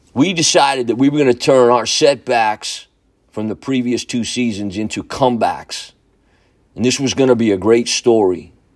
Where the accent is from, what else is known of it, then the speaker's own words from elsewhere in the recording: Newburgh, United States; my hometown of Newburgh